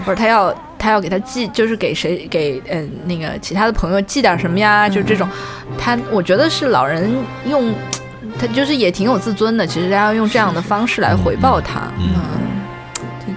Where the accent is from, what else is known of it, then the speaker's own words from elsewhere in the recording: southern China, China; now in Beijing, China; 我是一个 南方人